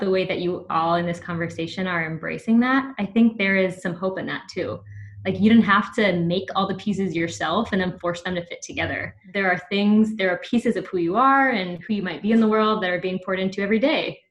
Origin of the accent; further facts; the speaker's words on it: the Bible Belt, United States; I got a lot of that growing up in the Bible Belt